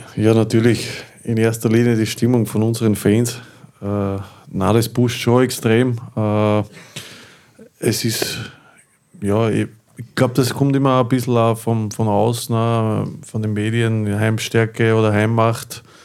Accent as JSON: {"language": "German", "town": "Linz", "region": "Upper Austria", "country": "Austria", "tie": "born or raised there", "said": "für mich als, als gebürtigen Linzer"}